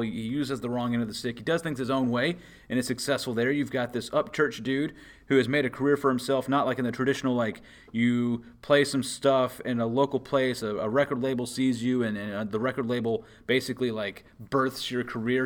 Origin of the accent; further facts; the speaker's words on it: Memphis, Tennessee, United States; growing up in Memphis